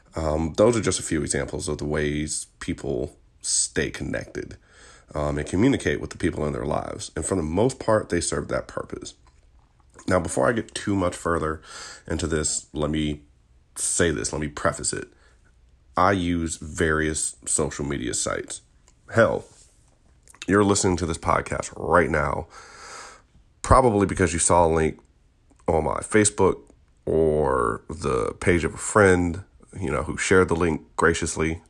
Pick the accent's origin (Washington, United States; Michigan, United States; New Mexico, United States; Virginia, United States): Virginia, United States; Richmond; I'm from Virginia, born and raised